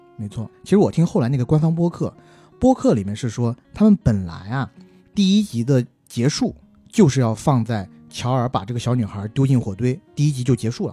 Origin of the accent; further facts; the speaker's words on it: southern China, China; 我是南方人